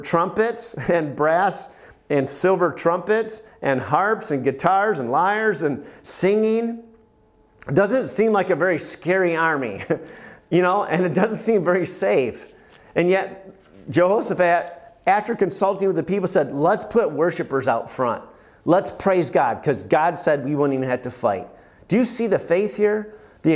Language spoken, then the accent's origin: English; United States; as an American